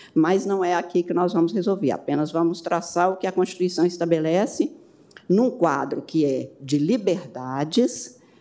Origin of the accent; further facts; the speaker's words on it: Brazil; sou brasileira